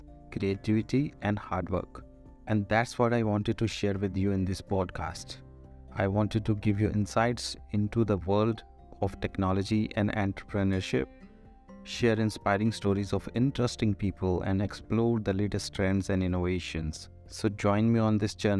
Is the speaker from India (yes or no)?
yes; Ludhiana, Punjab, India; As a child growing up in Ludhiana, Punjab, India